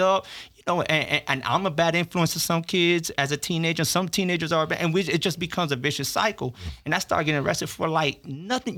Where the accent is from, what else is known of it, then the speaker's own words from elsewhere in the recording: Miami, Florida, United States; also born or lived in Orlando; I was born in Miami, but I grew up in prison, mm. and then got to go to school in Orlando.